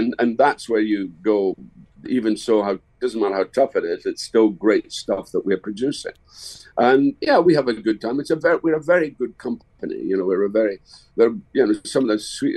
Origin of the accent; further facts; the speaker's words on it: Dundee, Scotland, United Kingdom; My hometown is Dundee. And when I was a kid, we had 21 cinemas